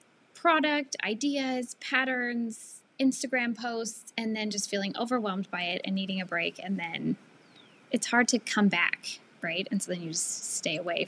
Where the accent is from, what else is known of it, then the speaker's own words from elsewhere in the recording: Seattle, Washington, United States; moved away as an adult; also born or lived in Northeast US / Southwest US; I am from the Seattle area.